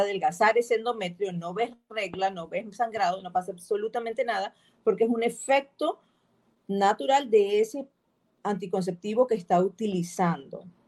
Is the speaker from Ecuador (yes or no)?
yes; Ecuador; Nosotros tenemos una particularidad como sociedad, como ecuatorianas que somos